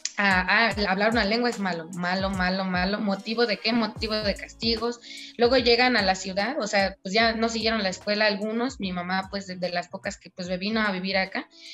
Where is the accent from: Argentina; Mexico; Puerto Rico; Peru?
Mexico; Huautla, Hidalgo; moved away; yo soy de allá de Tohuaco primero, Gautla Hidalgo